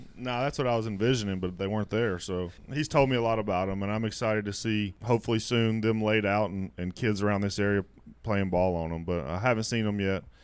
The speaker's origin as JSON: {"language": "English", "town": "Memphis", "region": "Tennessee", "country": "United States", "tie": "born or raised there", "said": "my hometown in Memphis"}